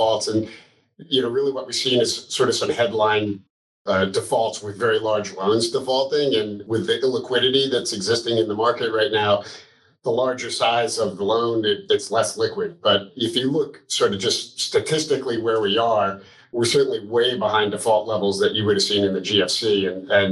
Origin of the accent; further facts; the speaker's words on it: Armonk, New York, United States; I grew up in Armonk, New York